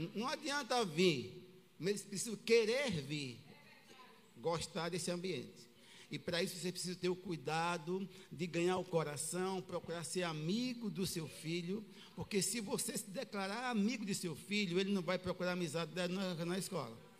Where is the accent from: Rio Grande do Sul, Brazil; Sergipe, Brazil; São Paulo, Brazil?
Sergipe, Brazil; Aracaju; fui criado com uma família em Aracaju. Pequeno